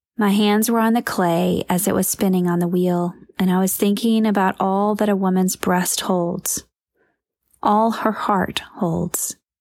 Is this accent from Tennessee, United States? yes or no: no; near Lizella, Georgia, United States; born or raised there